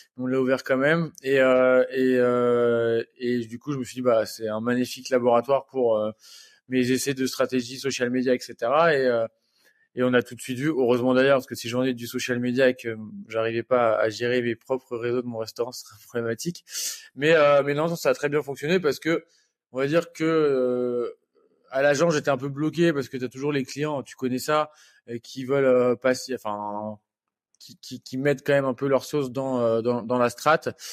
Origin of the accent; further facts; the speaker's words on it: Normandy, France; je suis normand d'origine